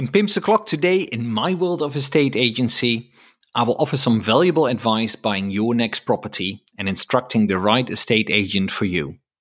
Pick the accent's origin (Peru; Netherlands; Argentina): Netherlands; now in United Kingdom; I'm from the Netherlands